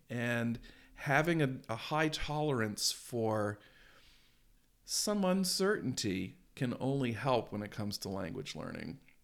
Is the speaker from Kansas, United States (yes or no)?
no; Maine, United States; I grew up in Maine